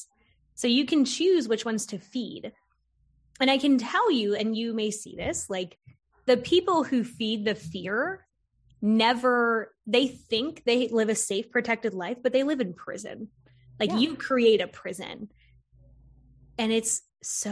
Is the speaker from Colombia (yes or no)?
no; Florida, United States; I grew up in Florida